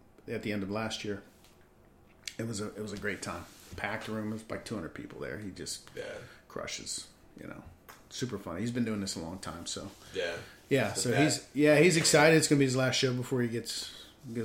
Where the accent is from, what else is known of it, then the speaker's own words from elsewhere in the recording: Dormont, Pennsylvania, United States; I grew up in Dormont